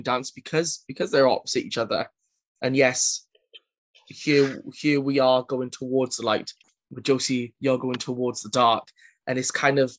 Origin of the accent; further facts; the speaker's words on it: Wales, United Kingdom; being Welsh